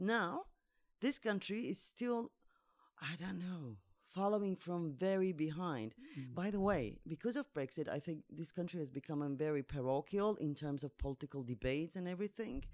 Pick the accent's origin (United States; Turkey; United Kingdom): Turkey; moved away as an adult; now in Zagreb, Croatia; I'm from Turkey. Uh, since 2016, I'm in uh, Zagreb